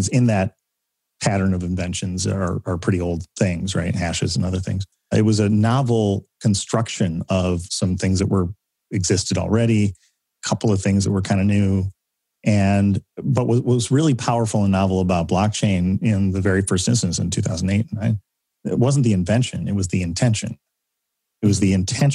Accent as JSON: {"language": "English", "region": "Michigan", "country": "United States", "said": "I'm from Michigan."}